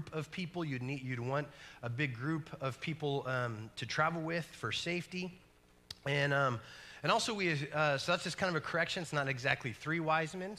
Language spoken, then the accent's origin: English; New Mexico, United States; I'm from New Mexico, and New Mexico is a state that's known for meth, UFOs